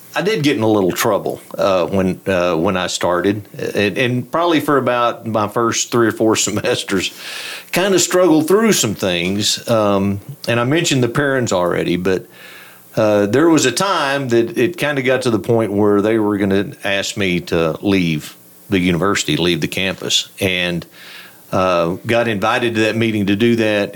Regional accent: Throckmorton, Texas, United States; I grew up in Throckmorton.

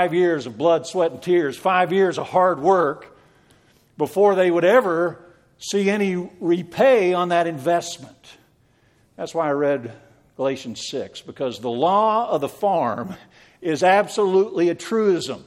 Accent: Western Pennsylvania, United States; moved away; I was raised in Western Pennsylvania

